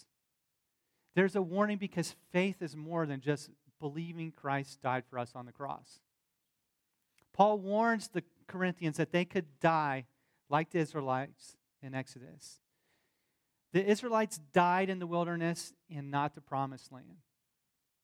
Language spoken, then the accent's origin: English; the South, United States; accent: southern; my southern accent